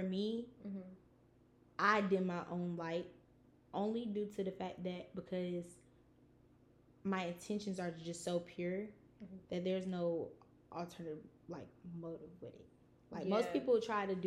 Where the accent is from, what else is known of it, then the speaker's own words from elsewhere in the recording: Savannah, Georgia, United States; because I'm Southern. Yeah. Like, when people ask me, like, where are you from? I really automatically always say Atlanta. Mm-hmm. Because explaining where I'm from, Savannah